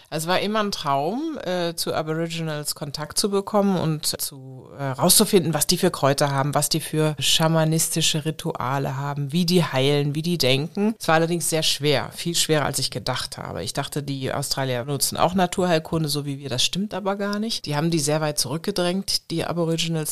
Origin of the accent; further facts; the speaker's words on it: Germany; moved away as an adult; Deutschland ist meine Heimat